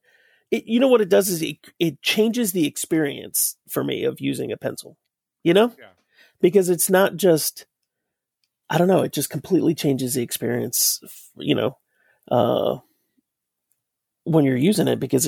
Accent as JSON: {"language": "English", "town": "Sterling", "region": "Virginia", "country": "United States", "tie": "born or raised there", "said": "I grew up in Sterling, Virginia over there, Loudoun County."}